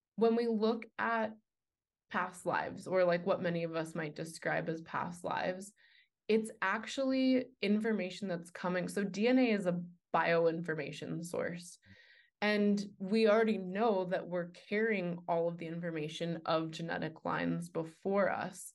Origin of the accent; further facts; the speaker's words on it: New York City, New York, United States; moved away; also born or lived in Boulder, Colorado; I was raised, uh, Jewish in New York City